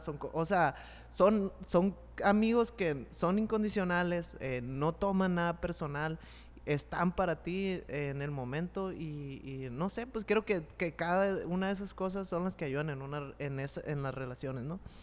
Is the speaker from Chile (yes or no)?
no; Mexico